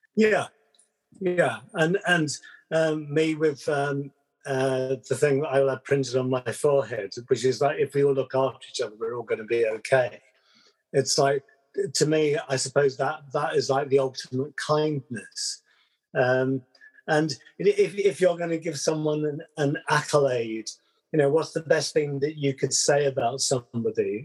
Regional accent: London, United Kingdom; accent: Southern English; moved away; also born or lived in West Country / Wales; born in uh, london brixton very multicultural kind of melting pot

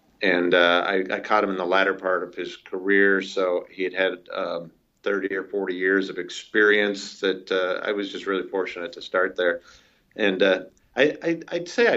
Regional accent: Wisconsin, United States; now in Minneapolis, United States; I grew up on a dairy farm in Wisconsin

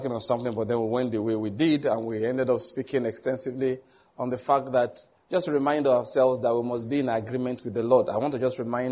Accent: Nigeria; I'm just a Nigerian Christian

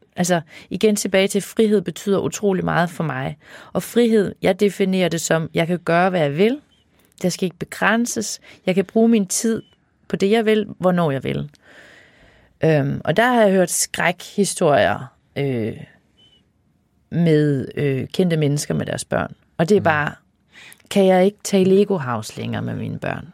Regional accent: Denmark; jeg jo også jyde

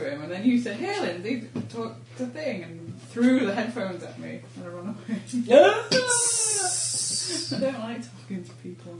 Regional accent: Oxford, South East England, United Kingdom; accent: English; moved away; I was born in Oxford.

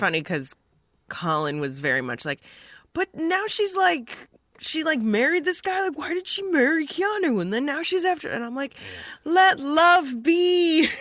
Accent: Joliet, Illinois, United States; born or raised there; also born or lived in Hinsdale, Illinois / Bolingbrook, Illinois

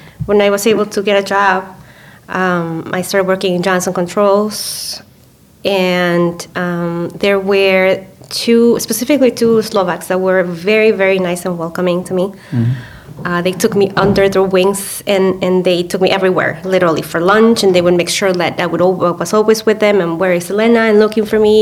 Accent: Mexico; moved away; I'm from Mexico

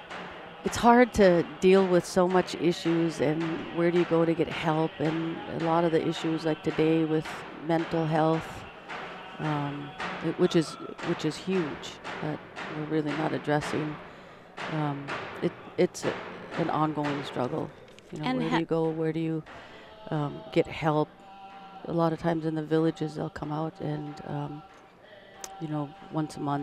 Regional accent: Ruby, Alaska, United States; moved away as an adult; now in Tanana, United States; growing up in Ruby.

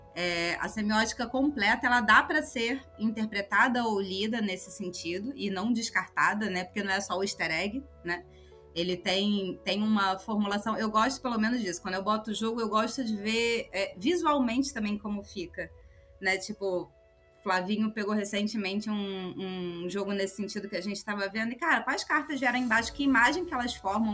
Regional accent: Brazil; eu sou brasileira.

